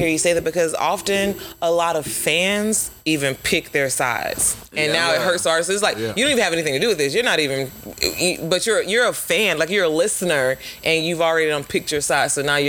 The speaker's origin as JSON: {"language": "English", "town": "Winter Park", "region": "Florida", "country": "United States", "said": "a lot of my family is self-rooted, like what a lot of people don't know, because they know that I'm from Winter Park, but I'm actually rooted in Pompano Beach, Florida."}